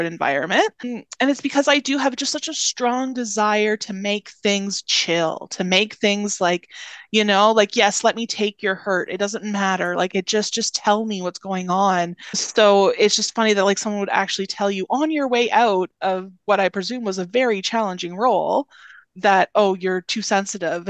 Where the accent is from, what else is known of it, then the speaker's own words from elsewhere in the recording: Northern Ontario, Canada; moved away; I'm originally from Northern Ontario